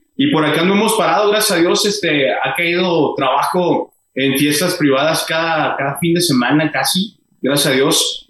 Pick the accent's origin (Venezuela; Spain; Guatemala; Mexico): Mexico; Hidalgo del Parral, Chihuahua; now in Ciudad Juárez, Mexico; yo soy de Parra, Chihuahua, y ya cuando nos venimos para acá, para, para Juárez